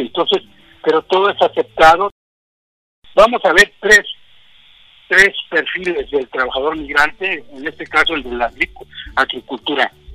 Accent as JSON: {"language": "Spanish", "area": "Ciénaga de Chapala", "region": "Michoacán", "country": "Mexico", "tie": "born or raised there", "also_born_or_lived": "Jaripo, Michoacán / Delta region, California", "moved": "yes", "lives_now": "California, United States", "said": "donde yo nací, la Ciénaga de Chapala"}